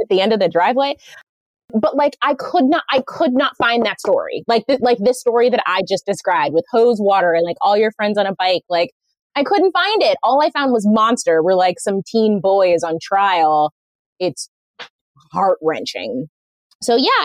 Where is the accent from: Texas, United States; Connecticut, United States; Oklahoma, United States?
Connecticut, United States; Groton; also born or lived in Oakland, California; I spent all my middle school and teen years in Groton, the submarine capital of the world